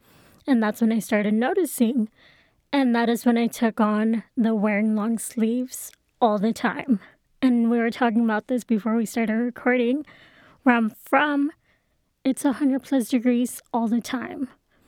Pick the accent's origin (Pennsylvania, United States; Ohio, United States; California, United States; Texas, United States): Texas, United States; I was in a public Catholic school, or not public, private Catholic school.